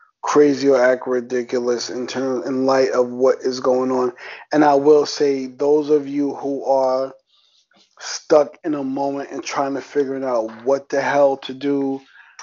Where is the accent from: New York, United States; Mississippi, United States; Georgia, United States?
New York, United States; New York City; accent: New York; as a New Yorker, if you can hear my accent, New York